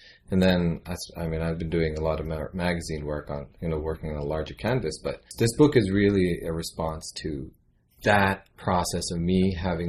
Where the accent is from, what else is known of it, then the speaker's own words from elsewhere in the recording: United States; born there; also born or lived in Pakistan; I was born here in the United States, and then I've been bouncing back and forth constantly.